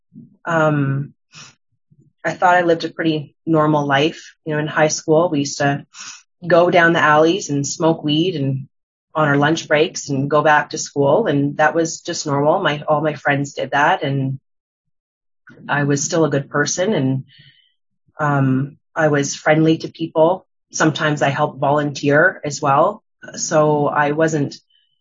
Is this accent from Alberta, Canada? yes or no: yes; Calgary, Alberta, Canada; I'm from Calgary, Alberta as well.